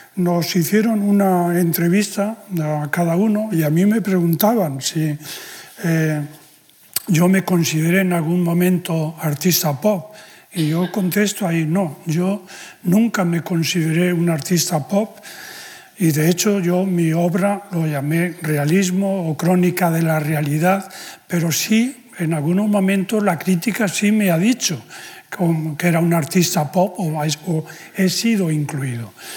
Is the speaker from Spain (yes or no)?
yes; Spain; la condición de español, en, mi caso